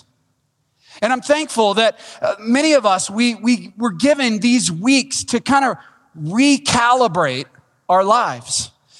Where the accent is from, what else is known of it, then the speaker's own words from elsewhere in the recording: Wichita Falls, Texas, United States; Now, that's not saying much. I came from Wichita Falls, Texas, all right?